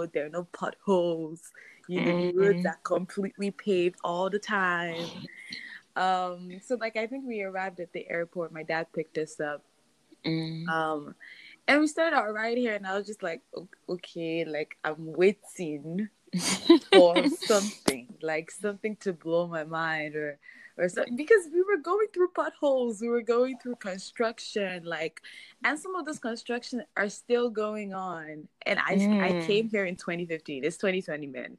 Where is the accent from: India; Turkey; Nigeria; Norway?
Nigeria; moved away as an adult; now in Maryland, United States; I live in Maryland, USA, but I grew up in Nigeria, Puthakot, with Shalom